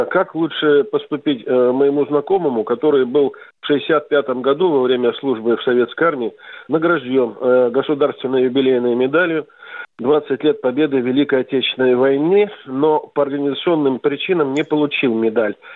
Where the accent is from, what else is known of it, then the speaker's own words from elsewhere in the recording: Bishkek, Kyrgyzstan; moved away; Ну, я был из Бишкека. К сожалению, в ноябре мы должны были э, как бы уехать. Я увез родственников из Киргизии.